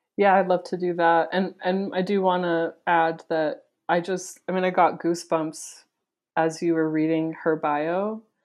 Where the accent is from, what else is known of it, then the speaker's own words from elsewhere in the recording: Wisconsin, United States; now in Provo, United States; I grew up in Wisconsin, but my family is from, Provo, my parents are from here